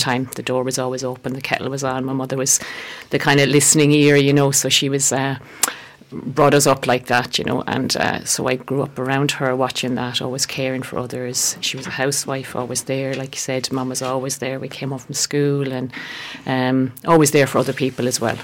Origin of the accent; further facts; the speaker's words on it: West Galway, Connacht, Ireland; now in Feakle, Ireland; So I'm from Galway originally, born out in West West Galway. So I was born there, a uh, family of five.